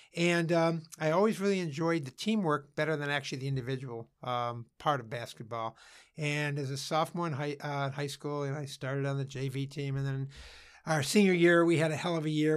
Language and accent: English; Cleveland Heights, Ohio, United States; also born or lived in Beachwood, Ohio; I grew up in Cleveland Heights, Ohio, and then I transferred, uh, my family, uh, moved to Beechwood